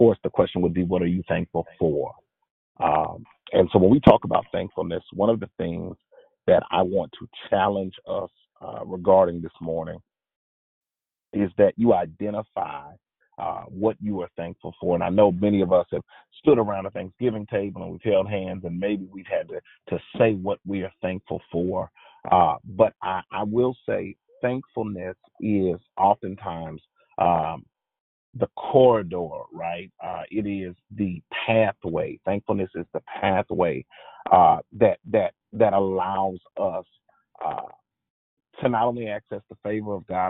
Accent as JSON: {"language": "English", "region": "the South", "country": "United States", "tie": "born or raised there", "said": "if you can't tell by my voice, I'm from the South"}